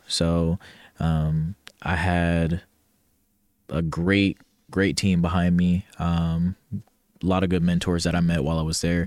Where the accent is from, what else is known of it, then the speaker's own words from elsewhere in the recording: Ohio, United States; moved away as an adult; born and raised, I'm from Ohio, a big O H